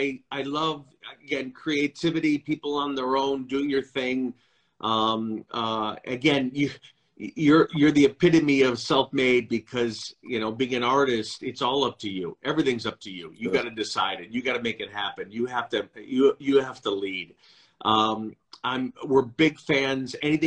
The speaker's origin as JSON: {"language": "English", "town": "Winnetka", "region": "Illinois", "country": "United States", "tie": "born or raised there", "moved": "yes", "said": "I grew up outside of Chicago"}